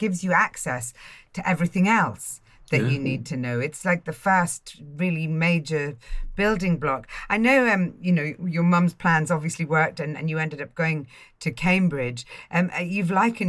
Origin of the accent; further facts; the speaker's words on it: Ireland; I grew up poor in Ireland